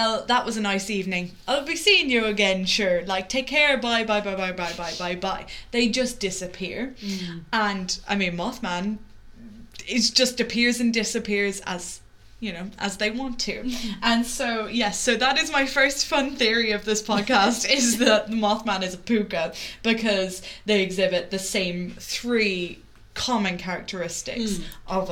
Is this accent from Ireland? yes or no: yes; Wexford, Leinster, Ireland; where I grew up in Wexford